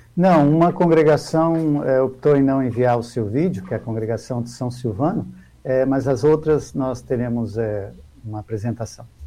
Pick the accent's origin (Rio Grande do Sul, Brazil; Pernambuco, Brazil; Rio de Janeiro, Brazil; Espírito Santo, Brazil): Espírito Santo, Brazil; Nova Venécia; also born or lived in São Paulo / Uberlândia, Minas Gerais; now in Colatina, Brazil; eu nasci em Nova Venécia